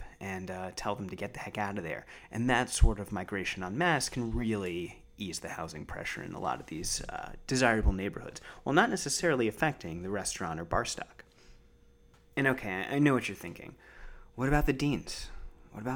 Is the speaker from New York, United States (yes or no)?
yes; New York City, New York, United States; I'm a New Yorker